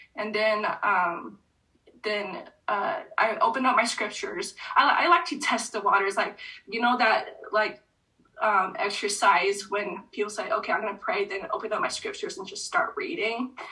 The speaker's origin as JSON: {"language": "English", "area": "an hour north of San Diego", "region": "California", "country": "United States", "tie": "born or raised there", "also_born_or_lived": "Utah", "moved": "yes", "said": "I went back to my home state and let alone just an hour south of where I grew up"}